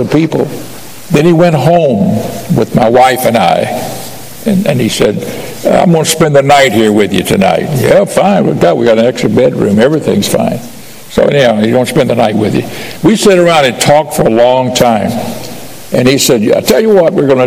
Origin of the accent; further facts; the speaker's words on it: Pensacola, Florida, United States; also born or lived in Miami, Florida; I grew up in Pensacola as a young boy until I was about 10 years old. Then I moved to Miami